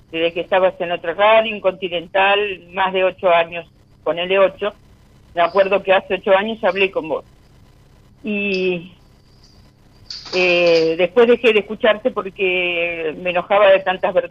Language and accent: Spanish; Lanús, Buenos Aires Province, Argentina; also born or lived in Palermo; De Lanús.